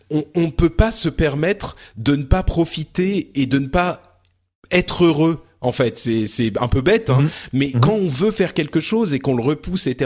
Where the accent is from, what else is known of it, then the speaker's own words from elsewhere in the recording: Lebanon; born there; moved away; je suis né au Liban et j'ai en fait ma famille a quitté le pays à cause de la guerre.